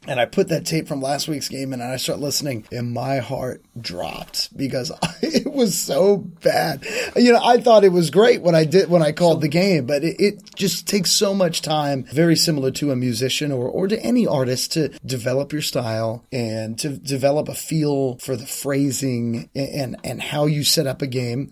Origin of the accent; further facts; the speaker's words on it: Northern Virginia, United States; I'm from this area, I'm from Northern Virginia, and I grew up in this area